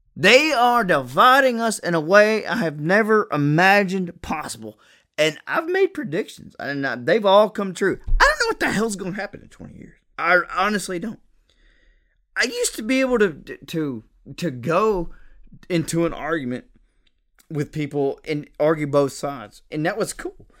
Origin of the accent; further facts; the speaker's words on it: United States; I'm an American